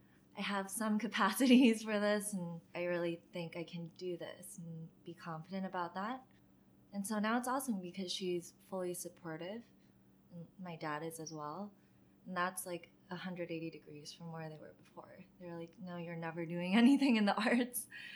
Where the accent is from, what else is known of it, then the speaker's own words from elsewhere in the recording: Maryland, United States; For me, whenever I talk about Maryland, it's always just like the opening chapter of my book